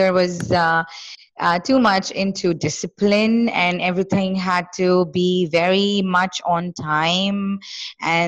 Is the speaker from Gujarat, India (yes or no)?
no; Kolkata, West Bengal, India; I am born and brought up in Kolkata, which is West Bengal in India.